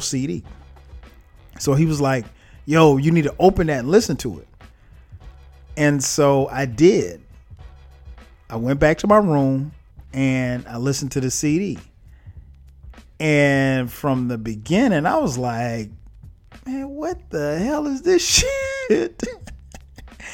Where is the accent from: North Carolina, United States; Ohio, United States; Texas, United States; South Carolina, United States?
South Carolina, United States; Florence; I'm from Florence, South Carolina.